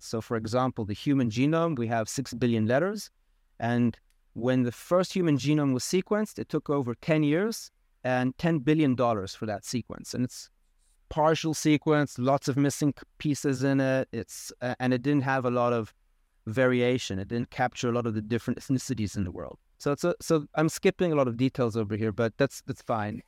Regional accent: Israel; moved away as an adult; also born or lived in United States / South Africa; now in Costa Rica; I grew up in Israel

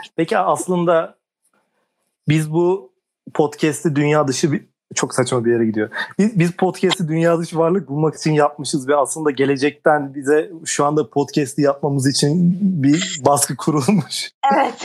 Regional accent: Ankara, Turkey; üniversite için şehir değiştirmediğimden mi ama Ankara

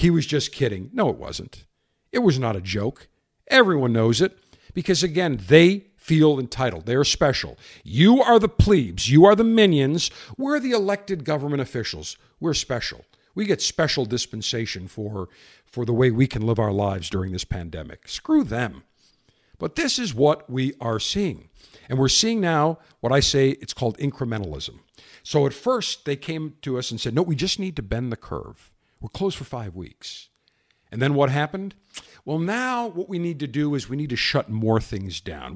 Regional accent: Buffalo, New York, United States; now in Florida, United States; my hometown of Buffalo

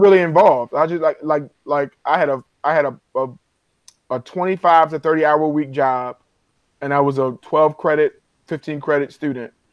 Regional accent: Baltimore, Maryland, United States; I'm from Baltimore. Everybody who I knew I know was going to Morgan

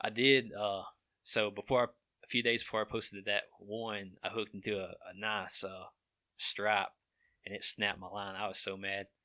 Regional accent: Cordova, United States; we grew up in Dover Town, uh, the old area of Cordova

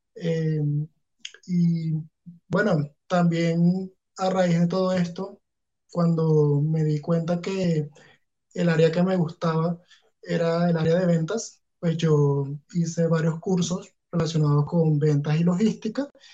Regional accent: Punto Fijo, Falcón, Venezuela; now in Bogotá, Colombia; yo salí de Punto Fijo con mi papá

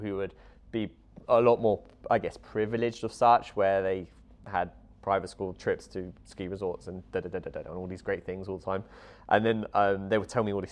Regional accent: Luton, East of England, United Kingdom; I was brought up in Luton, a bit of an urban area

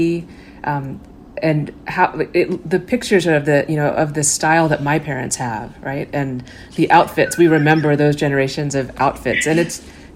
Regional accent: Garland, Texas, United States; home I grew up in is in Garland, Texas

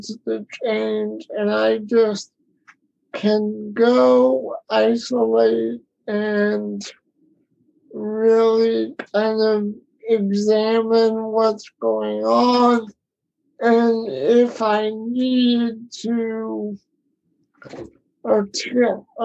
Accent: Florida, United States; now in North Carolina, United States; I was born and raised in Florida

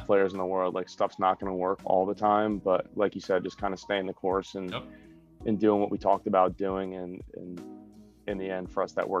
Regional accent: New Jersey, United States; Non-lacrosse related. I'm from New Jersey, but I'm a big Eagles fan, Philadelphia Eagles fan.

